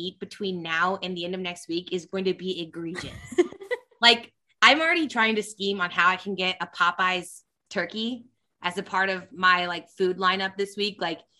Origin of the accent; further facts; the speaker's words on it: Kansas City, Missouri, United States; Like, I'm the exact opposite, like growing up in KC